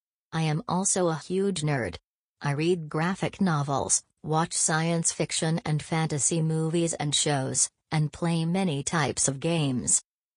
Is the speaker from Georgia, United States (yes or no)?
no; Springdale, Arkansas, United States; I was born and raised in Springdale with my brother, Jeffrey.